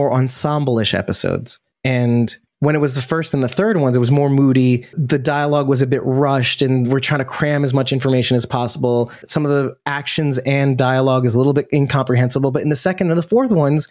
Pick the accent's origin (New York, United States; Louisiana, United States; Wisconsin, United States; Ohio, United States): New York, United States; I'm from New York